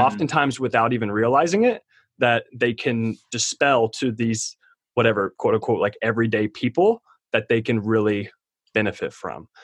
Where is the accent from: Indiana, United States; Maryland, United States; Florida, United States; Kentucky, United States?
Kentucky, United States; I'm from Kentucky.